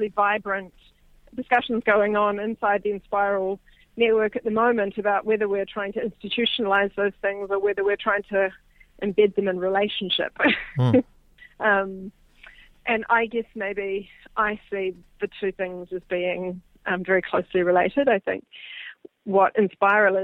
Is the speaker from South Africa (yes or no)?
no; New Zealand; also born or lived in Papua New Guinea; I am a New Zealander, as you mentioned. Born and grew up on a dairy farm